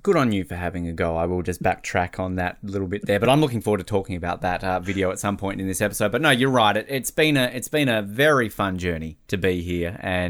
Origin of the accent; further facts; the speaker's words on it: Brisbane, Queensland, Australia; I come from Brisbane in Queensland. I'm 18 years old